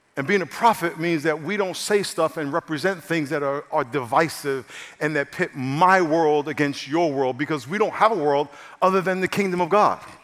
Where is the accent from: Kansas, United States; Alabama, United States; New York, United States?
New York, United States; now in San Diego, United States; I'm from New York, so I just got a whole different way of rolling like